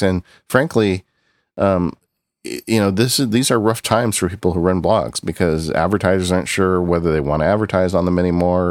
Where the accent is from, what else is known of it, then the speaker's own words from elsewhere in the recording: Southern California, United States; my entire life growing up in Southern California